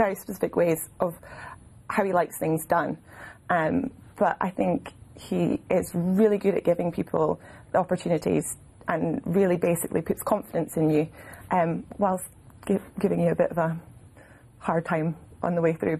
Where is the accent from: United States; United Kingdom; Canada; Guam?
United Kingdom; Edinburgh, Scotland; also born or lived in Glasgow; I'm an Edinburgh girl. Edinburgh, yeah. So literally went all through school.